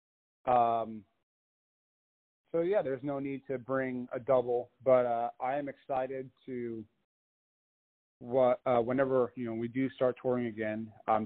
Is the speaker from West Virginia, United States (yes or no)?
no; Long Island, New York, United States; moved away as an adult; also born or lived in Philadelphia; now in Nashville, United States; born and raised in New York